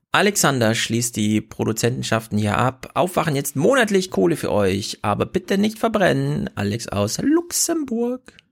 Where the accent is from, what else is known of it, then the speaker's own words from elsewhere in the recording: Mecklenburg Lake District, Mecklenburg-Vorpommern, Germany; von der Mecklenburgischen Seenplatte, wo es Wölfe gibt. Jawohl, meine Heimat, meine Heimat ist